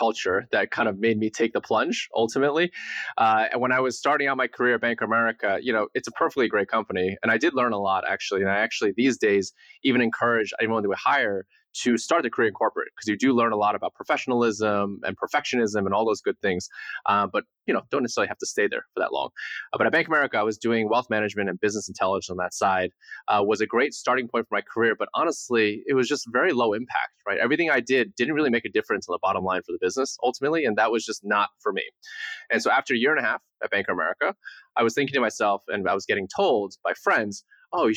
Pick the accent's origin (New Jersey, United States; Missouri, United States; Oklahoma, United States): New Jersey, United States; central; traditional upbringing in central New Jersey